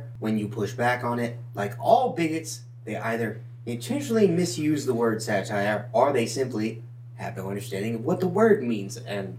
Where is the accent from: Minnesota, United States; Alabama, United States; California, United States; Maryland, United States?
Alabama, United States; We are from Alabama, as we've said before, as if the accents don't give away.